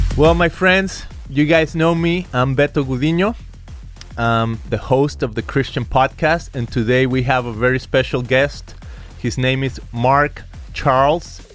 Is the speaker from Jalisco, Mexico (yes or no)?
yes; Guadalajara, Jalisco, Mexico; moved away as an adult; now in California, United States; I come from Guadalajara, Jalisco